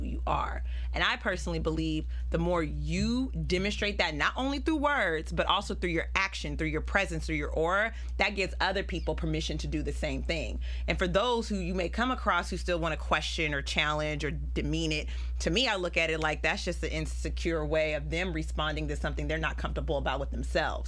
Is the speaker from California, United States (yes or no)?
yes; Pittsburg, California, United States; I am from Pittsburgh, California